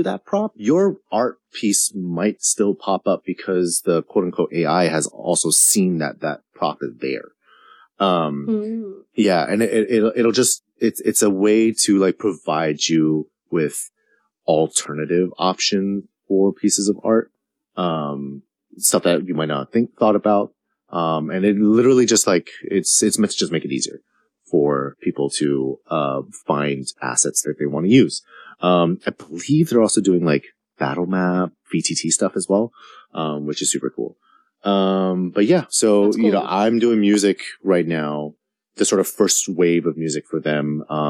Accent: Hong Kong; moved away as an adult; now in United States; Cause, I'm from Hong Kong originally, born and raised. This is not my original accent. I went to British school, so I spoke like I do in D&D, but now I speak like this.

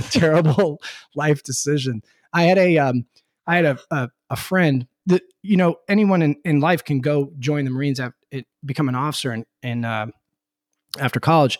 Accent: Connecticut, United States; I grew up in Connecticut

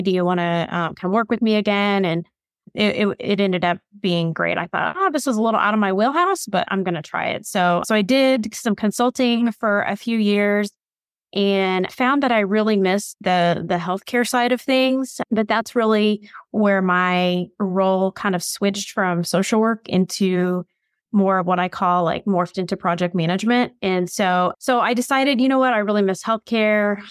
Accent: Bloomington, Indiana, United States; I grew up in Indiana. I'm in Bloomington.

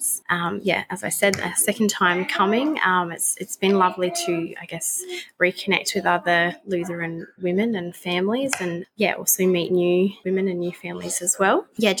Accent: Pinnaroo, South Australia, Australia; I'm from a little town in the Mallee called Pinneroo in South Australia. So, yeah, it's quite a small farming community.

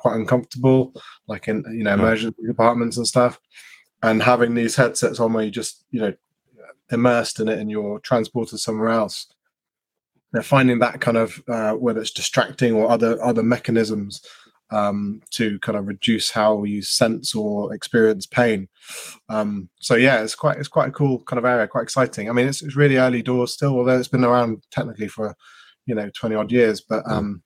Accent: Devon, South West England, United Kingdom; I'm a physio from Devon

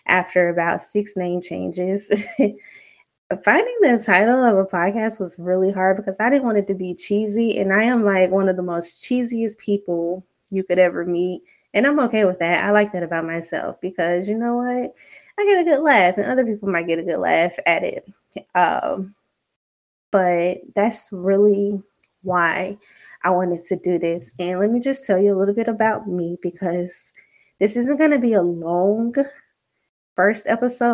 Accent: Alabama, United States; now in Virginia, United States; I'm from the South, Alabama to be exact, but right now I'm currently living in Virginia

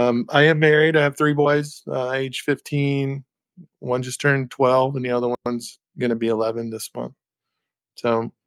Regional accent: Gainesville, Florida, United States; A little bit about me. I was born and raised in Gainesville. I graduated Hawthorne High School

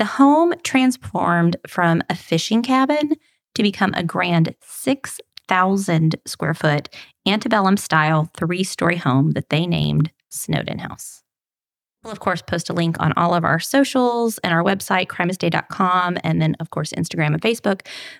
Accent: Kentucky, United States; now in Texas, United States; growing up in Kentucky, we threw a huge derby party every year.

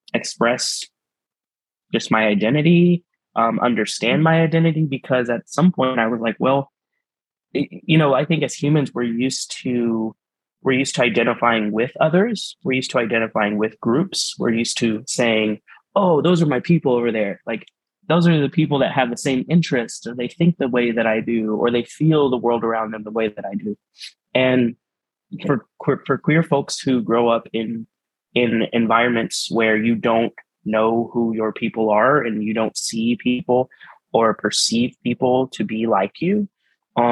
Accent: Texas, United States; now in Kansas City, United States; in the small town I grew up in Texas, I was raised by my family, my biological family, who were Mexican immigrants

